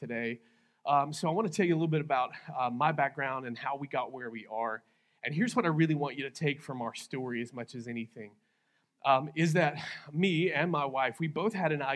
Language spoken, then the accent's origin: English; Texas, United States; now in Lawton, United States; I am originally from Texas. I'm a Texas guy.